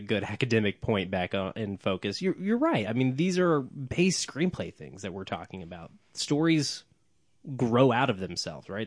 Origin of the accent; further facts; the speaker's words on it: Oklahoma City, Oklahoma, United States; I'm from Oklahoma City